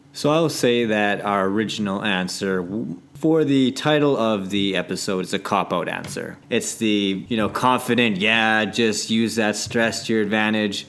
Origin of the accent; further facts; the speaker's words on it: Canada; I'm very Canadian.